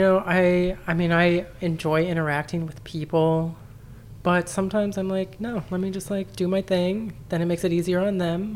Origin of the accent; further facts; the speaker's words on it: Southern California, United States; also born or lived in New Orleans; now in St. Louis, United States; I grew up in Southern California